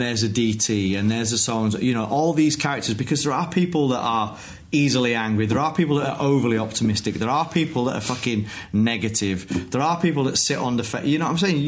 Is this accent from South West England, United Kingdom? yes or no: no; Wakefield, Yorkshire and the Humber, United Kingdom; I grew up in Wakefield, a place full of Leeds fans.